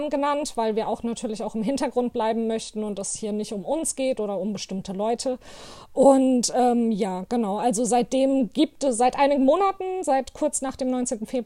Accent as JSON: {"language": "German", "town": "Hanau", "region": "Hesse", "country": "Germany", "tie": "born or raised there", "lives_now": "Offenbach, Germany", "said": "aus Offenbach. Ich bin geboren und aufgewachsen in Hanau"}